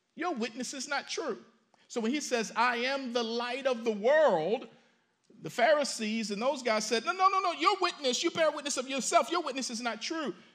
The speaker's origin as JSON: {"language": "English", "town": "Baltimore", "region": "Maryland", "country": "United States", "tie": "born or raised there", "said": "growing up in Baltimore"}